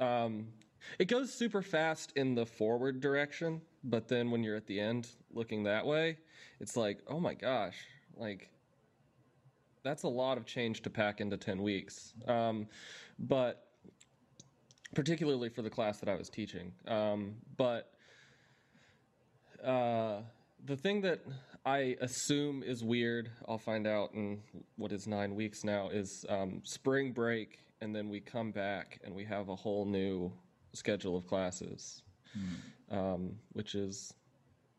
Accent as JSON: {"language": "English", "town": "Atlanta", "region": "Georgia", "country": "United States", "also_born_or_lived": "Boston", "moved": "as an adult", "said": "I'm from Atlanta."}